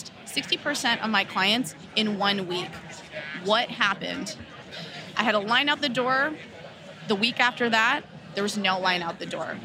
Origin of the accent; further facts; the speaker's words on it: Los Angeles, California, United States; I'm born and raised in Los Angeles